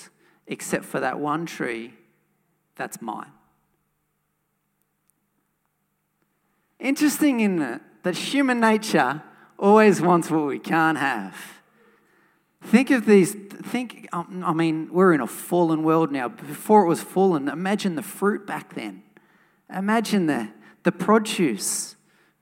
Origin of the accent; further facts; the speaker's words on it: Wollongong, New South Wales, Australia; a church that I grew up in Wollongong.